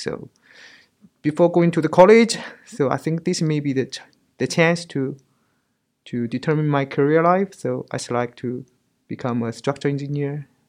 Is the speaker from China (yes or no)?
yes; China; moved away as an adult; now in Auckland, New Zealand; I'm from China, but I'm living and working in New Zealand as a structural fire research engineer.